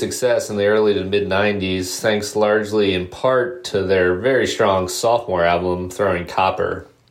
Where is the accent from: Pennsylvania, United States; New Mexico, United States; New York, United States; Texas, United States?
Pennsylvania, United States; The band from my home state of Pennsylvania, which I chose to play for you today, is Live. I grew up not far from where those guys got their start